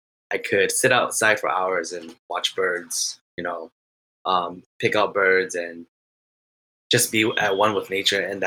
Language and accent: English; Minnesota, United States; I am from Minnesota.